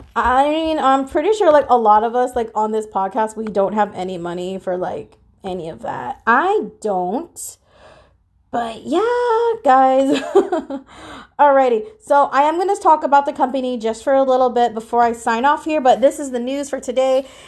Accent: Philippines; I'm Filipino

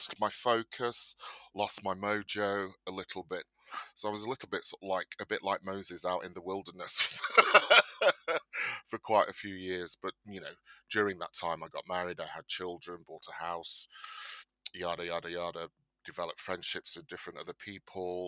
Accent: Bolton, North West England, United Kingdom; moved away as an adult; also born or lived in London; I am of Nigerian descent. I was born in Bolton, Lancashire.

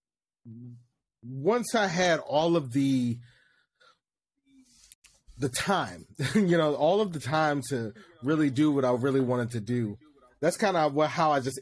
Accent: Youngstown, Ohio, United States; moved away as an adult; now in Shenzhen, China; I'm hailing from Youngstown, Ohio. I currently live in Shenzhen, China now

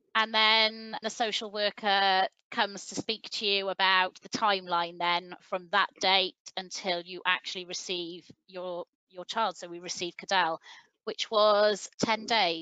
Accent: Welsh, Wales, United Kingdom; we're Welsh

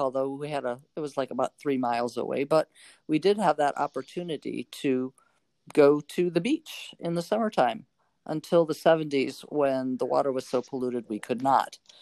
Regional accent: North Chicago, Illinois, United States; moved away as an adult; also born or lived in Normal, Illinois / Carbondale, Illinois; now in Oregon, United States; I grew up in North Chicago

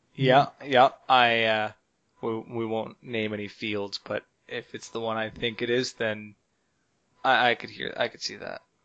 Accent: Oromocto, New Brunswick, Canada; moved away; you're actually in my hometown

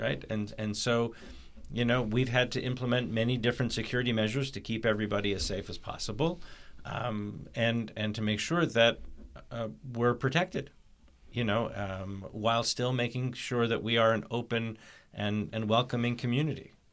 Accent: Canada; I was born in Canada

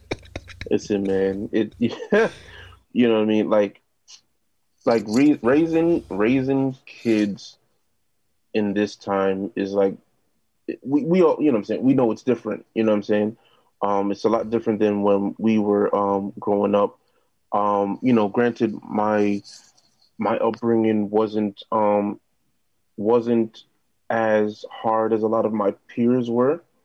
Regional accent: New York City, New York, United States; also born or lived in Jamaica, Queens; now in Brooklyn, United States; I'm originally from uh, South Ozone Park, Queens

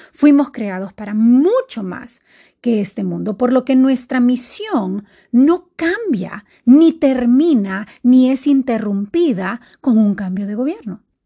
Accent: Honduras; estamos a un día de elecciones aquí en mi país, Honduras

